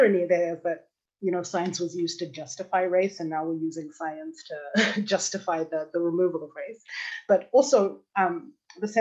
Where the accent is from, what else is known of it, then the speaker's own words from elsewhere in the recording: Zimbabwe; moved away as an adult; also born or lived in United States; now in Berlin, Germany; I was born and raised in Zimbabwe.